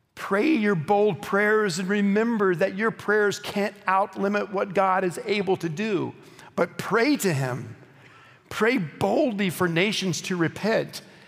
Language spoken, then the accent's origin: English; Oklahoma, United States; I grew up in Oklahoma